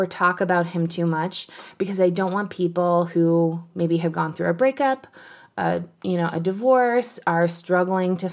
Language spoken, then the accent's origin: English; Canada; I'm Canadian